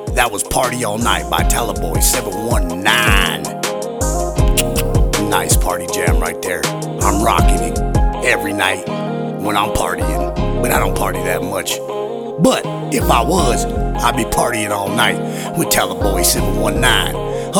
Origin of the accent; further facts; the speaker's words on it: Colorado, United States; Yeah, he's from my home state of Colorado